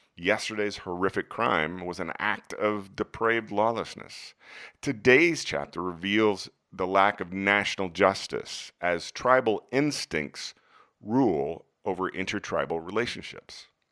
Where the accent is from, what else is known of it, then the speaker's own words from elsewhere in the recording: United States; my national tribe as an American